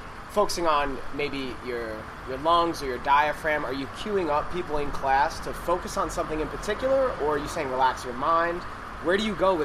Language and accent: English; New York, United States; now in Phuket, Thailand; from New York, in Phuket as well.